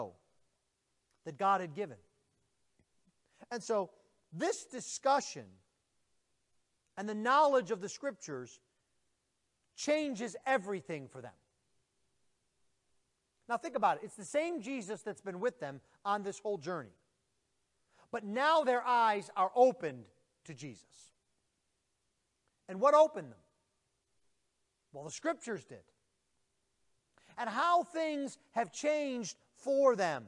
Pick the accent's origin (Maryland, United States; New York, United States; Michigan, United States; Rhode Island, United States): New York, United States; Buffalo; moved away; I'm originally from Buffalo, New York.